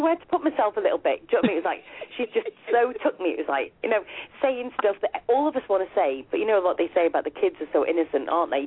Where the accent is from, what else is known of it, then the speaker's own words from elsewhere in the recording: United Kingdom; accent: UK; my UK accent